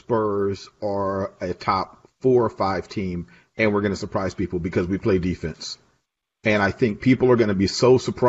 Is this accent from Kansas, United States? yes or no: no; Houston, Texas, United States; now in San Antonio, United States; I grew up in Houston, actually a Houston Rockets fan before I moved to San Antonio.